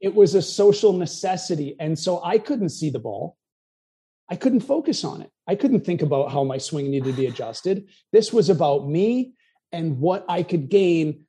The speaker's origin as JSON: {"language": "English", "region": "New Hampshire", "country": "United States", "also_born_or_lived": "New York / Los Angeles", "moved": "yes", "said": "I lived in New York, LA. I'm from New Hampshire"}